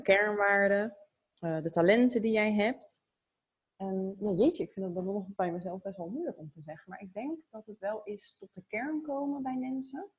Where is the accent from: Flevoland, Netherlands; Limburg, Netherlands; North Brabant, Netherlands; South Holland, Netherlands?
South Holland, Netherlands; Zoetermeer; also born or lived in The Hague / Voorburg; Ik ben geboren in Den Haag. Ehm, toen hadden mijn ouders al een huis gekocht in Zoetermeer. Ja, echt een Phoenixwijk van Den Haag eigenlijk. En daar ben ik opgegroeid.